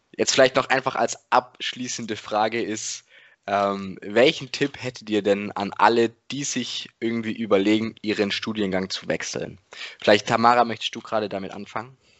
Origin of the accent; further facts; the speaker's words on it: the Ländle, Baden-Württemberg, Germany; bei uns im Ländle.